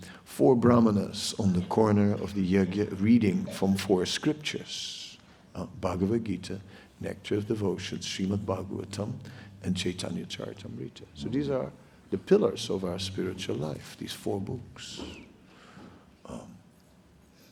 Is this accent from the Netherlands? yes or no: yes; Netherlands; moved away; I'm from the Netherlands, and in the Netherlands, we have lots of water